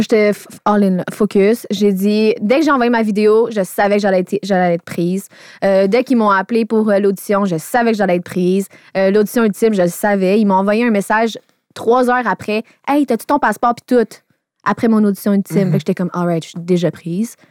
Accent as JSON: {"language": "French", "town": "Laval", "region": "Quebec", "country": "Canada", "said": "Je viens de Laval, j'ai vingt-deux ans, je suis célibataire"}